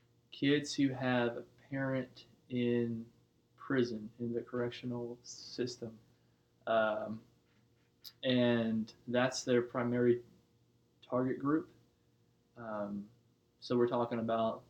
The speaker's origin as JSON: {"language": "English", "town": "Nashville", "region": "Tennessee", "country": "United States", "tie": "born or raised there", "lives_now": "Knoxville, United States", "said": "I was born in Tennessee, in Nashville. I've lived in Tennessee my whole life"}